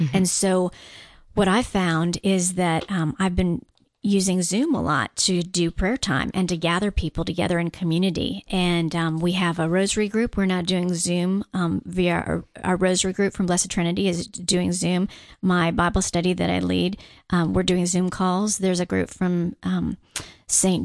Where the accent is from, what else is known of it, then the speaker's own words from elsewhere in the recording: Guam; moved away; I'm actually from Guam.